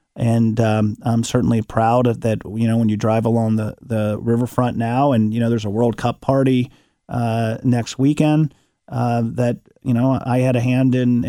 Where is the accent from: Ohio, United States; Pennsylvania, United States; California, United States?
Ohio, United States; Cincinnati; I played soccer growing up in Westwood.